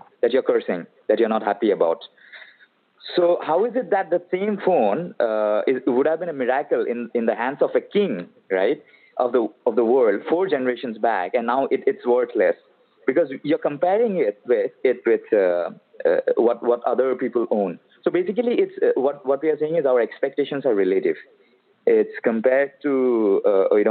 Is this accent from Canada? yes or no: no; Guwahati, Assam, India; moved away as an adult; now in Bangalore, India; Right now, I'm in my hometown, which is basically the eastern part of India. This is Guwahati, Assam.